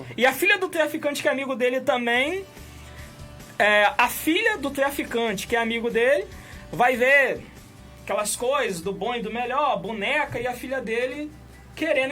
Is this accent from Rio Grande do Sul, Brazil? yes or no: no; Campos dos Goytacazes, Rio de Janeiro, Brazil; a gente é daqui de Campos